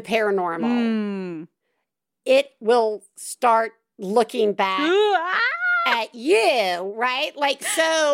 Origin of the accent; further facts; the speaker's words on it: the South, United States; I'm from the South